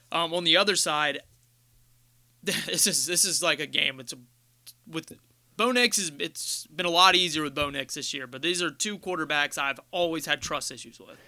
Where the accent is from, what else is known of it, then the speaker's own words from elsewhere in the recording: Ohio, United States; we're from Ohio